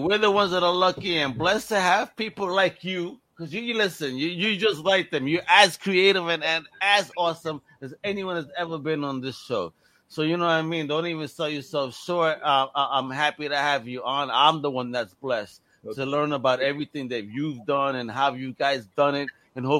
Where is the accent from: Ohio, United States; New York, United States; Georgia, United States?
New York, United States; New York City; I'm a Brooklynite